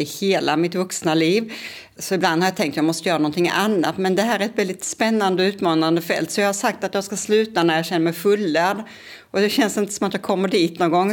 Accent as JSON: {"language": "Swedish", "town": "Kristianstad", "region": "Skåne", "country": "Sweden", "tie": "born or raised there", "moved": "as an adult", "lives_now": "Lund, Sweden", "said": "jag är uppvuxen i Kristianstad."}